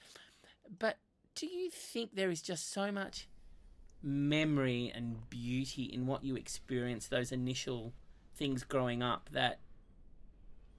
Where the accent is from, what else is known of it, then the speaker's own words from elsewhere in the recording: Australia; I was born here in Australia